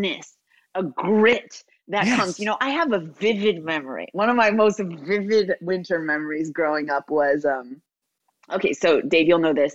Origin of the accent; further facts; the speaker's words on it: Wilmette, Illinois, United States; my hometown. So I grew up in Wilmette, Illinois